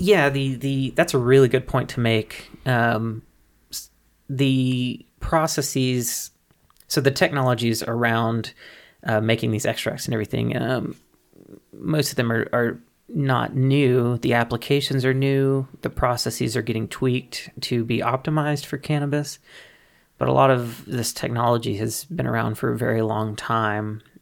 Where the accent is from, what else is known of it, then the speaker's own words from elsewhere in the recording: Mississippi, United States; moved away; I'm originally from Mississippi, from the Deep South